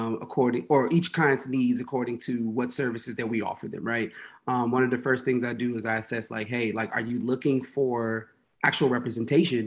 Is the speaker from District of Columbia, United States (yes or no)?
yes; Washington, District of Columbia, United States; moved away as an adult; now in New Jersey, United States; I'm originally from Washington, D.C., currently living in New Jersey